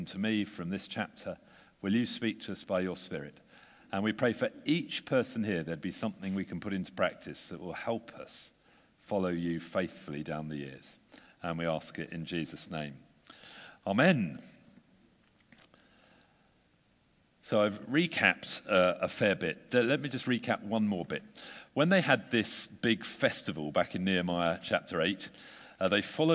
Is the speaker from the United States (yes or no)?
no; United Kingdom; We're British